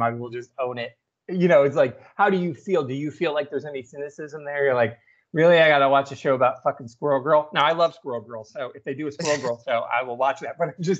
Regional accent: England, United Kingdom; because we're both English, we're both teachers

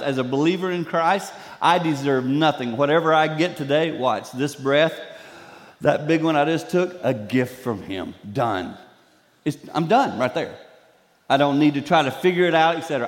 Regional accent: the Carolinas, United States; now in Michigan, United States; I grew up in the Carolinas

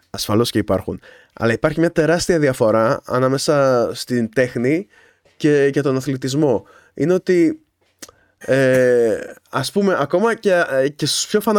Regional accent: Kavala, East Macedonia and Thrace, Greece; Είναι Καβάλα, γιατί και εγώ είμαι από την Καβάλα.

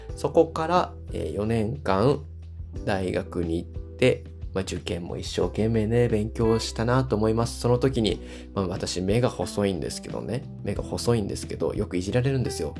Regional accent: Osaka, Japan; 私大阪出身なので、今も大阪に住んでい

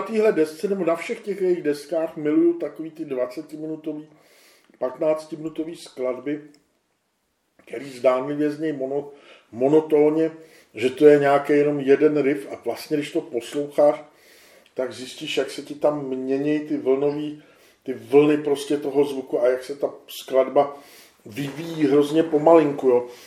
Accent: Czechia; my jsme Češi

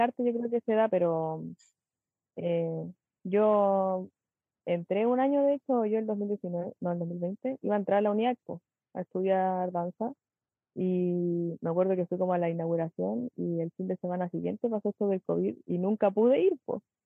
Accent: Chile; moved away as an adult; now in Santiago, Chile; soy de Chilemo, siempre he sido acá, en verdad, de chiquitita, por lo menos de que tengo memoria de quinto básico. Antes era de Santiago, cuando era muy chica, nací allá y todo, y después me vine para acá

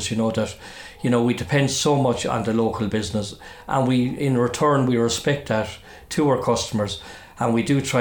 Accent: Clonmel, Tipperary, Ireland; I was born in Ardnagreena, 104 Ardnagreena, in Clonmel, which is the cul-de-sac road up in Clonmel, as you make your way out towards Powerstown. And that's where I was born and raised

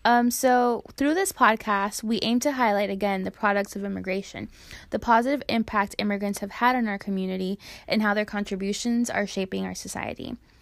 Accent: Hialeah, Florida, United States; I am originally from Miami, Florida.

